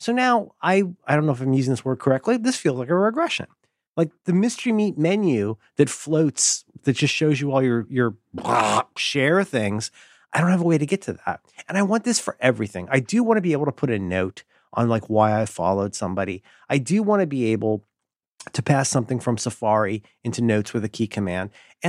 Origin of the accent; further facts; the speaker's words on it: Ohio, United States; I was raised in Ohio